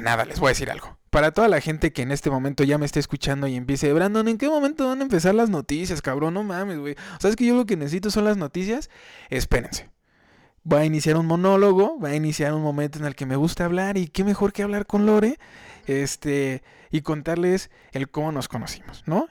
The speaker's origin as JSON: {"language": "Spanish", "region": "Querétaro", "country": "Mexico", "said": "yo soy aquí de Querétaro"}